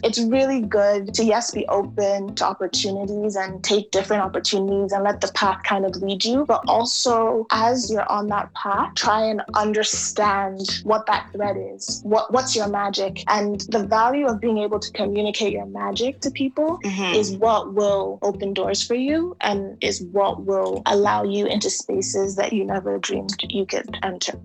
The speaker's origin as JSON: {"language": "English", "region": "New York", "country": "United States", "tie": "born or raised there", "said": "Growing up in New York, yeah, it wasn't that cool to be African"}